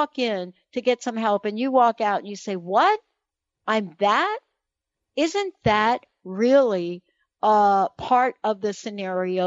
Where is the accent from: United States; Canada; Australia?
United States; New York City, New York; I was born in the Bronx, New York